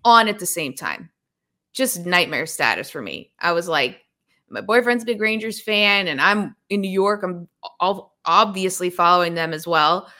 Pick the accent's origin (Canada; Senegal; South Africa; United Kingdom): Canada; Toronto, Ontario; also born or lived in Kingston, Ontario; I was a big Leafs fan growing up in Toronto